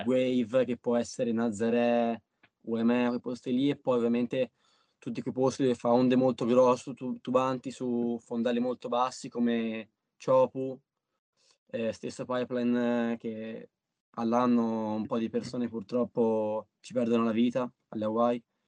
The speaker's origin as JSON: {"language": "Italian", "town": "Pietrasanta", "region": "Tuscany", "country": "Italy", "said": "qua dalle mie parti a, al pontile di Maria di Pietrasanta"}